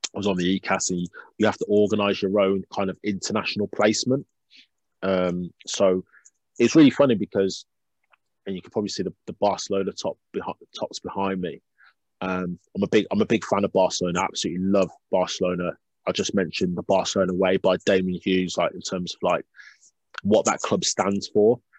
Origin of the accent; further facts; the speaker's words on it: Birmingham, West Midlands, United Kingdom; I'm from Birmingham